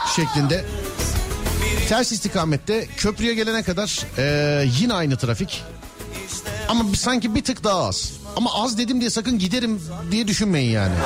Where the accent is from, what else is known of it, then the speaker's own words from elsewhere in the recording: Istanbul, Turkey; Bir İstanbullu olarak